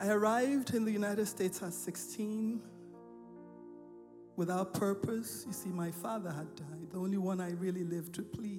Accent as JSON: {"language": "English", "country": "Nigeria", "tie": "born or raised there", "said": "I grew up in Nigeria. I was born in Nigeria."}